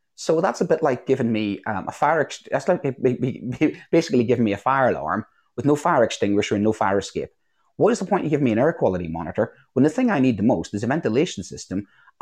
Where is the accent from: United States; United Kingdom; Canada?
United Kingdom; Northern Ireland; moved away; I grew up in Northern Ireland during the Troubles